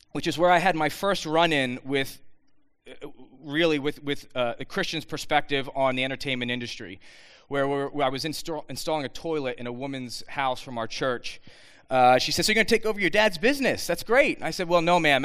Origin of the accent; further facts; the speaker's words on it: Bucks County, Pennsylvania, United States; I was born and raised in Bucks County, right up the road